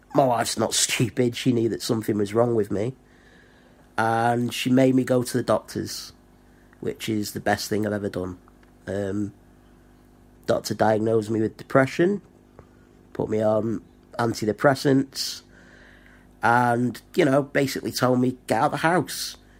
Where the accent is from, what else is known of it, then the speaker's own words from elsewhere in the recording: Blackpool, North West England, United Kingdom; moved away as an adult; now in Rotherham, United Kingdom; I was born in Blackpool, which is in the northwest of England. Didn't really fit in at school. Went to college